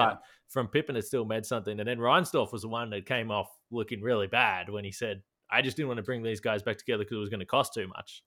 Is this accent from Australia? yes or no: yes; Australia; growing up in Australia